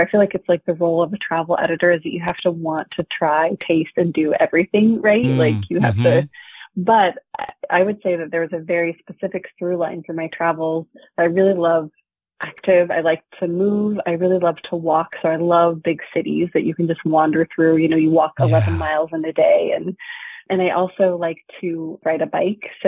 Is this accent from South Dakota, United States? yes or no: no; Seattle, Washington, United States; I grew up in Seattle, Washington